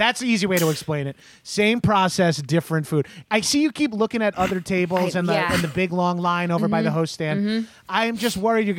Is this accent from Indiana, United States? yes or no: no; New York, United States; And I'm from New York, so I am very familiar with moist cakes.